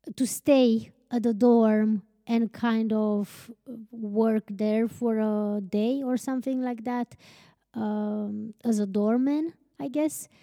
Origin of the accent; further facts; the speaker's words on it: Romania; we're from Romania